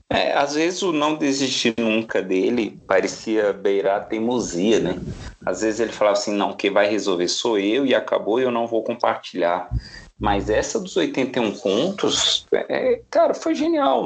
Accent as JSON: {"language": "Portuguese", "country": "Brazil", "said": "enquanto brasileiro"}